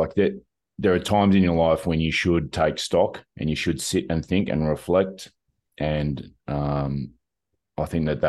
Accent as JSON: {"language": "English", "country": "Australia"}